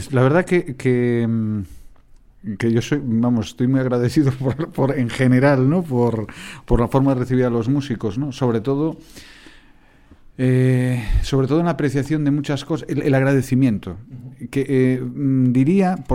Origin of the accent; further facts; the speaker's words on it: Galicia, Spain; que soy gallego, ¿eh?